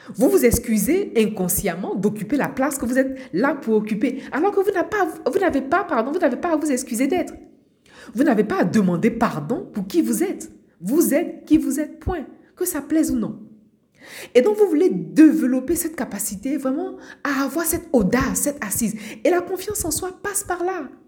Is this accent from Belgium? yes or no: no; Abidjan, Côte d’Ivoire; moved away as an adult; now in France; Je suis née à Abidjan, en Côte d'Ivoire. J'ai grandi euh, à Abidjan, en Côte d'Ivoire. Et je suis arrivée en France pour faire mes études.